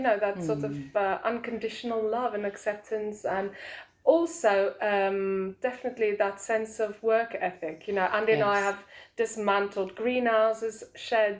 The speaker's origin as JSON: {"language": "English", "country": "South Africa", "moved": "yes", "lives_now": "Belper, United Kingdom", "said": "obviously I'm South African"}